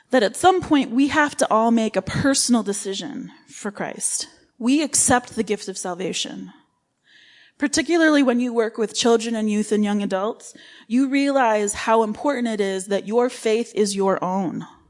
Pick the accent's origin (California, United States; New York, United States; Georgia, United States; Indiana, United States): New York, United States; Livingston County; moved away as an adult; also born or lived in Rochester, New York / Romania / Qatar / Oman; I was born in Rochester and raised in Livingston County